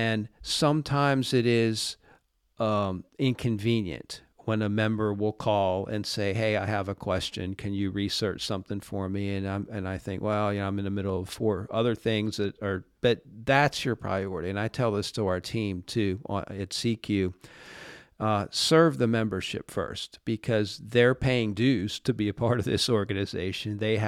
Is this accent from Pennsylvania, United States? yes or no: yes; Pittsburgh, Pennsylvania, United States; Well, you know, I grew up in Pittsburgh, and when I was growing up, the Penguins were not very good.